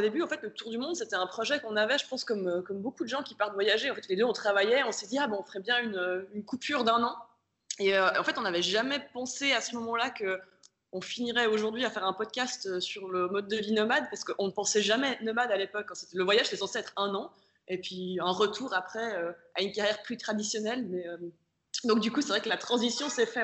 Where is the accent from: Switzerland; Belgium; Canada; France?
Switzerland; moved away; j'ai 32 ans, on vient de Suisse tous les deux